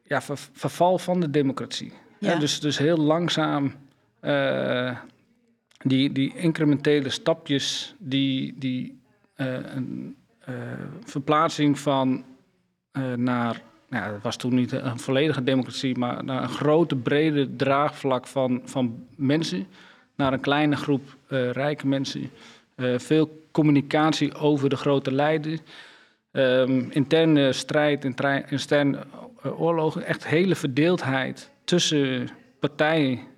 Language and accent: Dutch; Vriezenveen, Overijssel, Netherlands; Ik kom uit Twente.